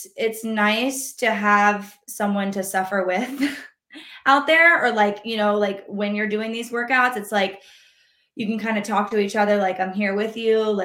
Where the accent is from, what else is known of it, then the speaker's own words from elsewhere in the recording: North Carolina, United States; moved away; I'm originally from North Carolina